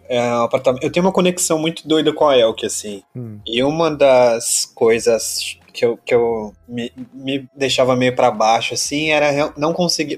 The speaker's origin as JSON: {"language": "Portuguese", "town": "São José dos Campos", "region": "São Paulo", "country": "Brazil", "tie": "born or raised there", "moved": "as an adult", "lives_now": "São Paulo, Brazil", "said": "eu sou de São Paulo, mas eu me mudei muito novo, com 7 anos de idade para São José dos Campos. Aí vivi até uns 25"}